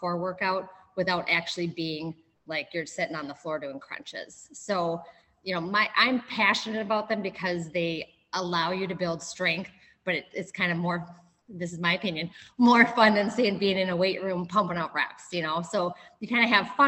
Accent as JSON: {"language": "English", "area": "Minnesota/Wisconsin", "region": "Midwest", "country": "United States", "tie": "born or raised there", "moved": "as an adult", "said": "I moved from Wisconsin, grew up in Minnesota/Wisconsin"}